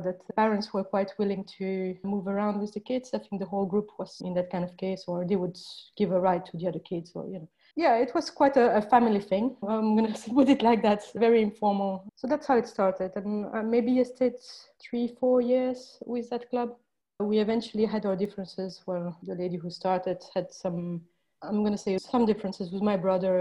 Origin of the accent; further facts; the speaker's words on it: Brussels, Brussels-Capital Region, Belgium; moved away as an adult; also born or lived in Porto, Portugal; now in London, United Kingdom; I'm from Belgium originally, although now I live in London